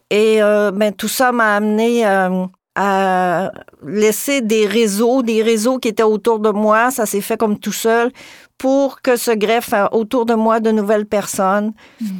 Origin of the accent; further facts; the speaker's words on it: Gaspésie, Quebec, Canada; par chez nous en Gaspésie